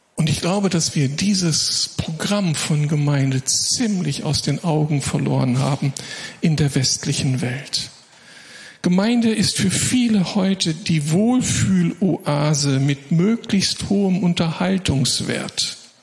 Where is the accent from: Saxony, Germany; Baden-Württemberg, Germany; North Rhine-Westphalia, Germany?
North Rhine-Westphalia, Germany; Moers; aus meiner Heimatstadt Mörs